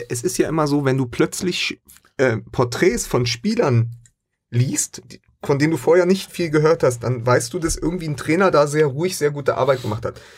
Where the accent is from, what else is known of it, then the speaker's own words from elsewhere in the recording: Berlin, Germany; für mich als Berliner